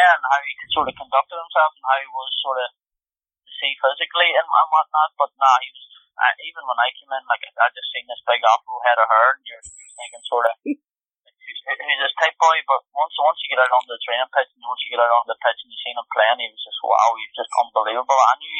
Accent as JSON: {"language": "English", "country": "Ireland", "said": "I think being Irish, like more often than not, when you go to different clubs, you always come across Irish players, no matter where you go, and that's always been the case."}